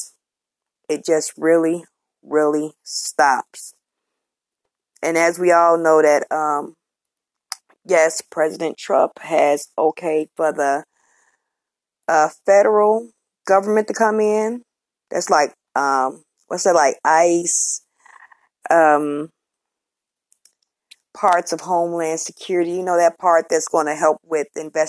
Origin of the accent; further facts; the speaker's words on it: Chicago, Illinois, United States; I'm from Chicago